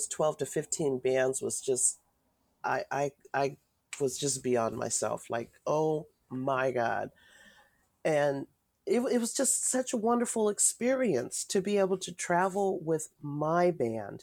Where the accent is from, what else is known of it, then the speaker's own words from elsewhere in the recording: Richmond, California, United States; I came from Richmond, born and raised in Richmond